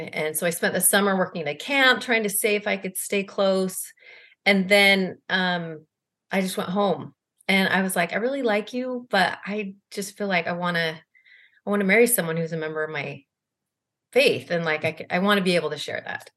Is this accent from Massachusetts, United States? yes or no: no; Salt Lake City, Utah, United States; moved away as an adult; also born or lived in Boston; now in Cleveland, United States; I'm originally from Salt Lake City. I grew up and went to East High School